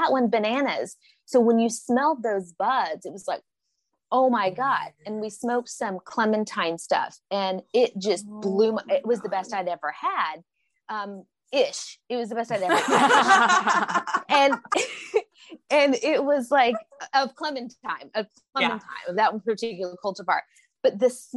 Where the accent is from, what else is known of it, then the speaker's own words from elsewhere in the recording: Oklahoma, United States; moved away; My home state is Oklahoma. So I spend a portion of time there